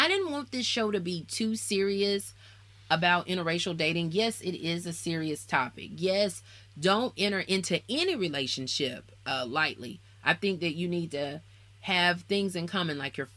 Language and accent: English; Alabama, United States; also born or lived in Nashville, Tennessee; I'm from Alabama.